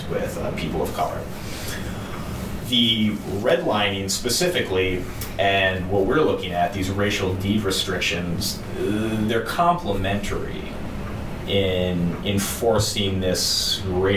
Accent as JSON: {"language": "English", "town": "St. Louis Park", "region": "Minnesota", "country": "United States", "tie": "born or raised there", "said": "I grew up in St. Louis Park and some of the western suburbs"}